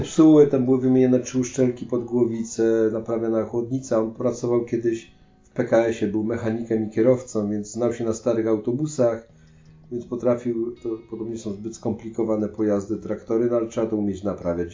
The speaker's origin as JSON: {"language": "Polish", "country": "Poland", "said": "jesteśmy z Polski"}